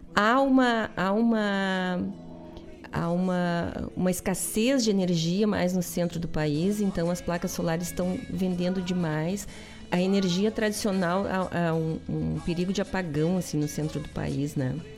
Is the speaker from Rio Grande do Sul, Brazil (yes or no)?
yes; Guaíba, Rio Grande do Sul, Brazil; eu nasci em Guaíba e o povo é bacana